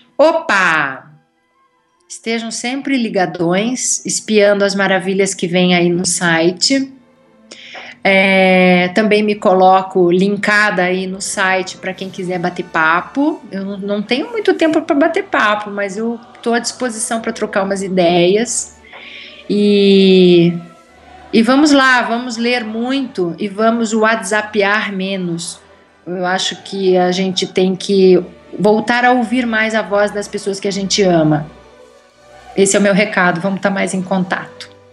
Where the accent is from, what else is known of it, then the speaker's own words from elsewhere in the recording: Curitiba, Paraná, Brazil; moved away as an adult; also born or lived in Rio de Janeiro; now in Germany; eu ia para Curitiba, porque eu sou de lá